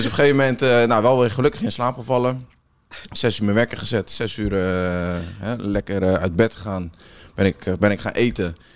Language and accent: Dutch; Rotterdam, South Holland, Netherlands; Want je weet als Rotterdammer, weet je natuurlijk hoe lang het is om dat bos rond te lopen.